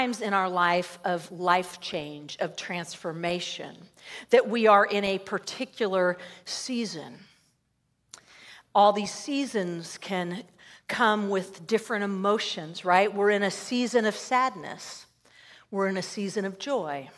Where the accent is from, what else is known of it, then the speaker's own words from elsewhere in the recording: Southern California, United States; I grew up in Southern California